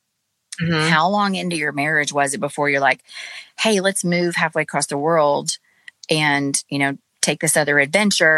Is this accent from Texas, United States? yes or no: yes; Duncanville, Texas, United States; I grew up in Duncanville